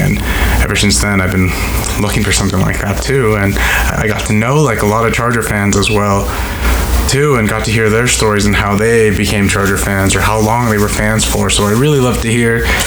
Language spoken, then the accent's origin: English; Orem, Utah, United States; also born or lived in San Diego, California; I pretty much lived in Utah my whole life